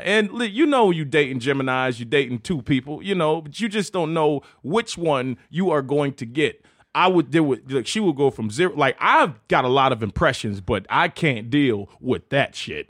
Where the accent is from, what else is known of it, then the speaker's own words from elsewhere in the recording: Chesapeake, Virginia, United States; I grew up, uh, in Chesapeake, Virginia